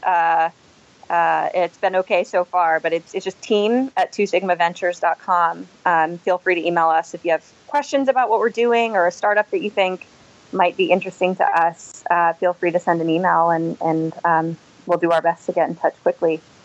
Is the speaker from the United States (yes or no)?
yes; Boston, Massachusetts, United States; moved away as an adult; now in New York, United States; I'm from the Boston area.